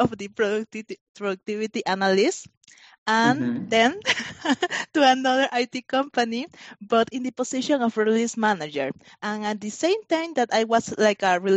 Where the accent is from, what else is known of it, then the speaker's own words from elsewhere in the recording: Panama; moved away; I grew up in Panama. So I finished my high school in Panama.